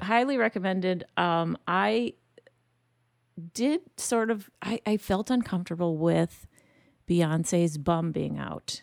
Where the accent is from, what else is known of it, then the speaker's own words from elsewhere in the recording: Detroit, Michigan, United States; now in Canada; I grew up in Detroit, Michigan